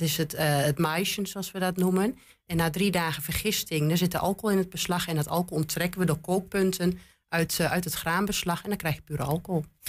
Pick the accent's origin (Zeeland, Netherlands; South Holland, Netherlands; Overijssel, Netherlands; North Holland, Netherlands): Overijssel, Netherlands; Twente; accent: Twents; Mijn Twents is wel goed